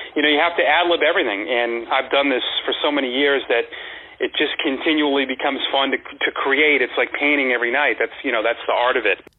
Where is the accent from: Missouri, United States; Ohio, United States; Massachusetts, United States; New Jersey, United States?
Massachusetts, United States; moved away as an adult; also born or lived in Woodbridge, Virginia / Kane County, Illinois; now in Portland, United States; I grew up in Massachusetts